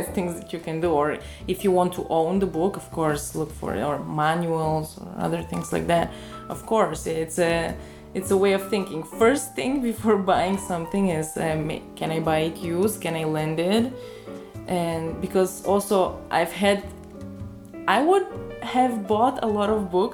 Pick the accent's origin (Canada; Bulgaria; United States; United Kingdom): Bulgaria; moved away; me growing up, because I am from Bulgaria